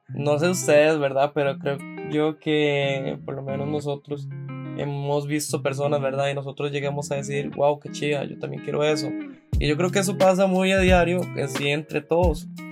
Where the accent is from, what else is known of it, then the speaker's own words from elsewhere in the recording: San José, Costa Rica; soy de San José, Costa Rica